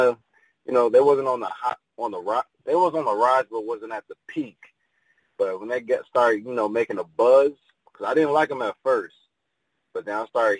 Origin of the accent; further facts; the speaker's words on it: Pontiac, Michigan, United States; I'm originally from Michigan, from a small town called Pontiac, about 30, 45 minutes from Detroit.